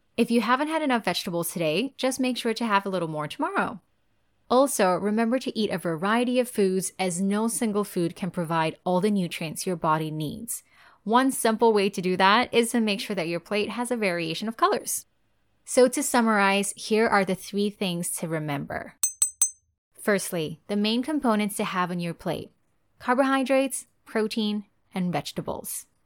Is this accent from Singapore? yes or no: yes; Singapore; as a Singaporean and as a nutritionist